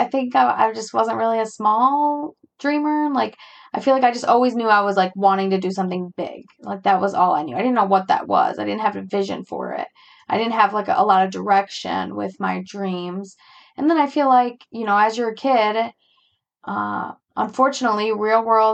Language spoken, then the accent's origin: English; United States; I'm an American